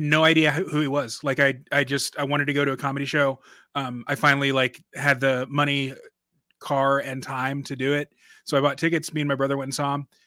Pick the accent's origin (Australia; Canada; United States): United States; Dallas, Texas; now in Minneapolis, United States; I'm from Dallas originally